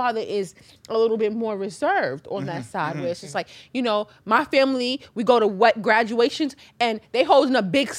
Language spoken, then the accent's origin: English; New York City, New York, United States; I grew up in Queens.